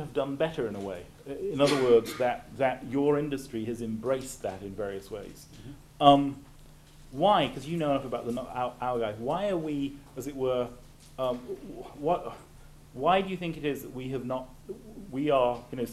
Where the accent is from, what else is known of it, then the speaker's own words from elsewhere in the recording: North Wales, United Kingdom; I grew up in North Wales.